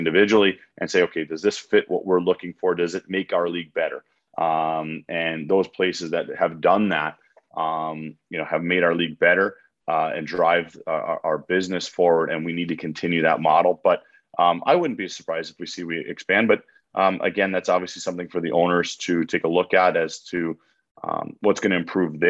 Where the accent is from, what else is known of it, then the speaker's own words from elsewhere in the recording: Milwaukee, Wisconsin, United States; Milwaukee. It's my hometown